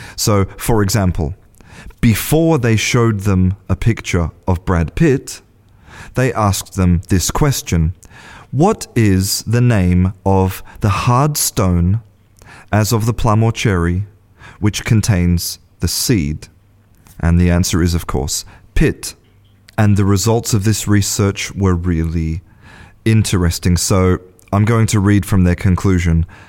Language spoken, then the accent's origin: English; Australia; moved away as an adult; now in Spain; I was born in Australia and I'm an English teacher